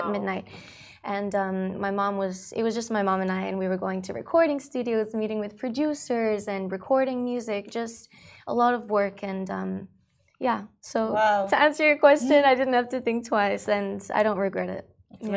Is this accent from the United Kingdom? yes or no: no; Dubai, United Arab Emirates; also born or lived in Australia; I um, grew up in Dubai. I've been here for 15 years. However, I was born in Australia.